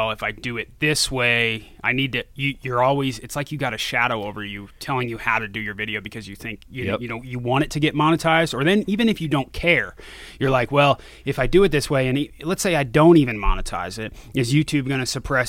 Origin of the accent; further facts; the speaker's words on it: Branson, Missouri, United States; also born or lived in Florida; So I was born in Florida, and then we moved to, Branson, Missouri, which is like southern point of Missouri on the Arkansas border.